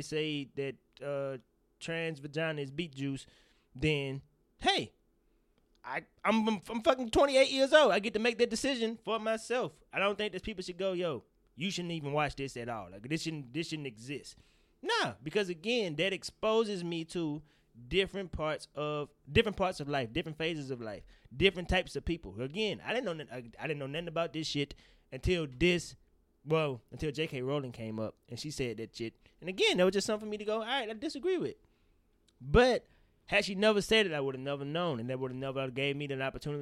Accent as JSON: {"language": "English", "region": "the South", "country": "United States", "tie": "born or raised there", "said": "I grew up in the South in the belt buckle of the Bible Belt"}